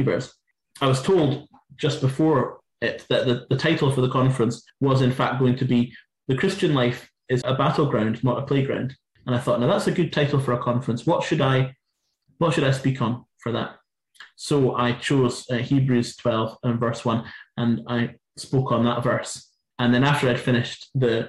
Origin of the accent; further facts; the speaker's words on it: Inverness, Scotland, United Kingdom; my hometown. In Inverness